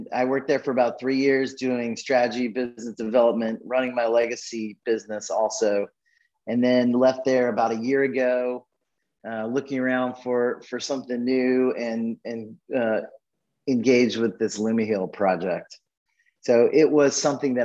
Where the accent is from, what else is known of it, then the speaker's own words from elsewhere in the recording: Birmingham, Alabama, United States; I'm an Alabama boy. I was born in Birmingham, Alabama, and I'm actually, after some circuitous paths, still sitting here in Birmingham, Alabama today